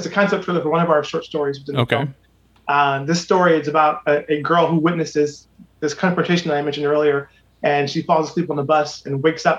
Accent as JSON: {"language": "English", "town": "Akron", "region": "Ohio", "country": "United States", "tie": "born or raised there", "moved": "as an adult", "lives_now": "Los Angeles, United States", "said": "born and raised on Copley Road, I've always had a connection to the city of Akron"}